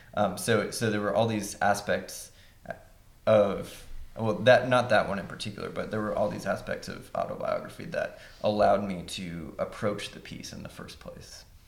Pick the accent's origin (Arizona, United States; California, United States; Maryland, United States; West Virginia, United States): West Virginia, United States; Huntington; moved away as an adult; now in Cincinnati, United States; I'm from West Virginia